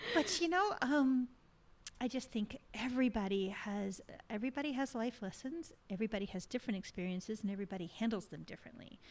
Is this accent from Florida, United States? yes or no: no; Texas, United States; moved away; growing up in Texas, I was a dancer in Texas.